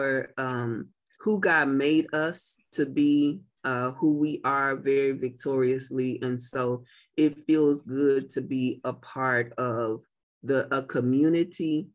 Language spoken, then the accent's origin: English; Muskogee, Oklahoma, United States; now in Tulsa, United States; I'm really an …